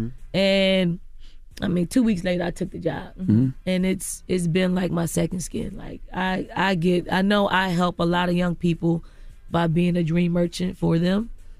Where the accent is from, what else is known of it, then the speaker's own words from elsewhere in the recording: Philadelphia, Pennsylvania, United States; I grew up in North Philly, in the projects in North Philly. So in Philly.